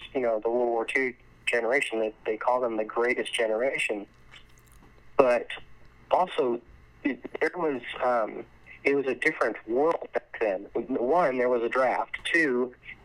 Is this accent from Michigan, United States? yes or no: no; Arizona, United States; Arizona's my home state, so I love it here.